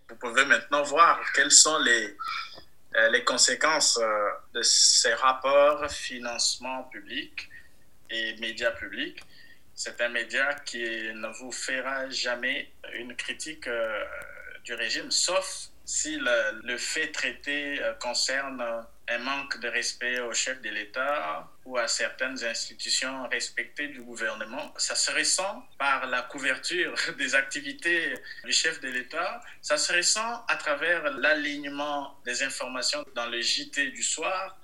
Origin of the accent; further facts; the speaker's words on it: DR Congo; je viens du Kassai, dans la même région du président.